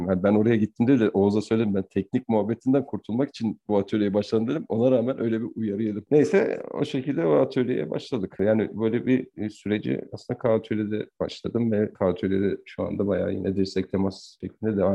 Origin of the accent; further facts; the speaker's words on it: Ankara, Turkey; also born or lived in Zonguldak; Ankara, yani Ankara'da doğdum büyüdüm.